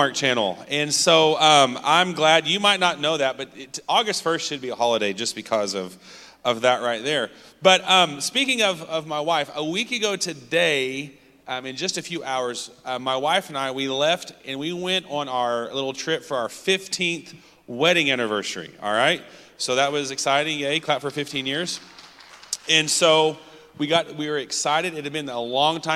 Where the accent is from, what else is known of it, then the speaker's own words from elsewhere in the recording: Sand Springs, Oklahoma, United States; now in Mustang, United States; I am from Mustang, Oklahoma, and actually I'm from Sand Springs, but I live in Mustang now.